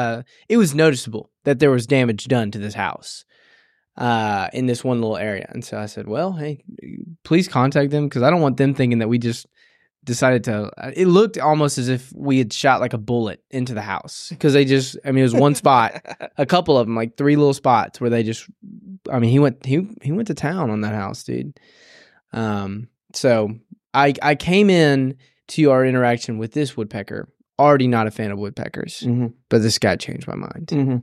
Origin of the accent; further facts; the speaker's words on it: Tennessee, United States; I just, growing up in West Tennessee, I can't stand West Tennessee, Brad.